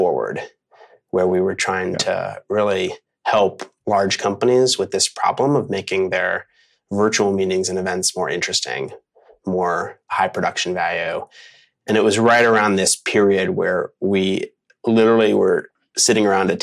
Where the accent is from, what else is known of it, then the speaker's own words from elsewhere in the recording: Philadelphia, Pennsylvania, United States; moved away as an adult; also born or lived in Los Angeles / Portland, Oregon; I am a Philly guy. I grew up in Philadelphia